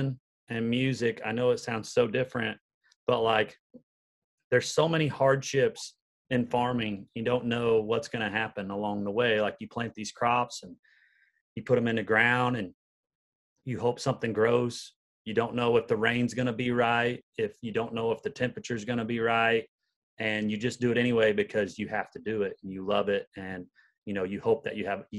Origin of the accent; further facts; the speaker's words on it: Patoka, Illinois, United States; moved away as an adult; now in Nashville, United States; I grew up in a little town in southern Illinois called Patoka, and it's a town of about 500 people